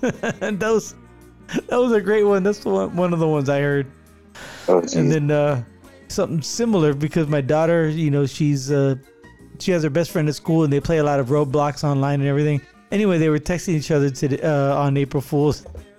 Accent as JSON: {"language": "English", "region": "California", "country": "United States", "said": "because we're from California"}